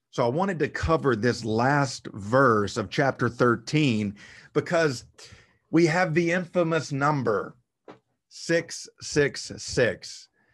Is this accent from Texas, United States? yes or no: no; South Arkansas, United States; Where I grew up in South Arkansas, the pine tree is the cash crop